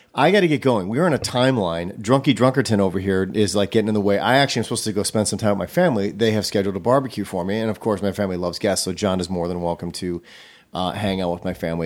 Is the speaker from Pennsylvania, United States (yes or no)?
no; Racine, Wisconsin, United States; I grew up in Racine, in Milwaukee area